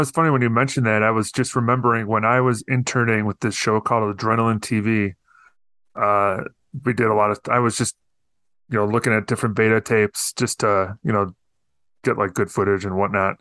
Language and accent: English; Northern Illinois, United States; where I grew up in Northern Illinois